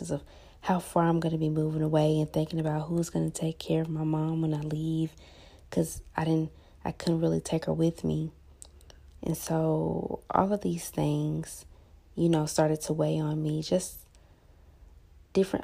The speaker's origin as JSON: {"language": "English", "town": "Huntsville", "region": "Alabama", "country": "United States", "tie": "born or raised there", "said": "I was born and raised in Huntsville, Alabama"}